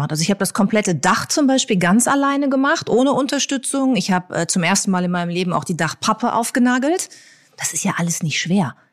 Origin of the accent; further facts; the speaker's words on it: North Rhine-Westphalia, Germany; ich auch komme noch nicht mal aus Hamburg. Ich ah. komme aus Ostwestfalen